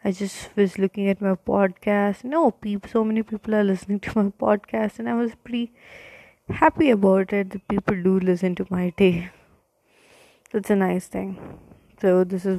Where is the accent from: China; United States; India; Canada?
India; I'm from India